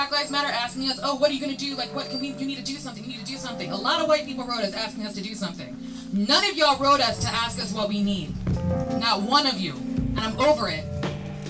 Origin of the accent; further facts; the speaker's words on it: Virginia, United States; moved away as an adult; now in Berlin, Germany; I'm from Virginia